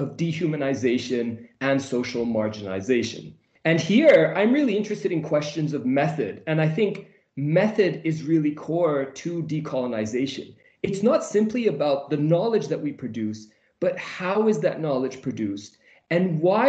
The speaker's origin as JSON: {"language": "English", "town": "Vancouver", "region": "British Columbia", "country": "Canada", "also_born_or_lived": "Jordan", "moved": "as an adult", "lives_now": "Edinburgh, United Kingdom", "said": "I am a Canadian Muslim. I come from a beautiful city named Vancouver"}